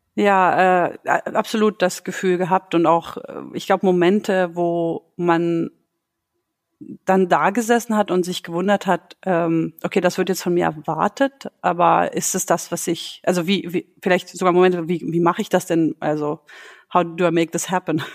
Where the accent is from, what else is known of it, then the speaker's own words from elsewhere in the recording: Germany; moved away as an adult; now in Sweden; meine Eltern stammen aus dem Kosovo. Äh, ich bin aber in Deutschland aufgewachsen. Und mittlerweile lebe ich in Schweden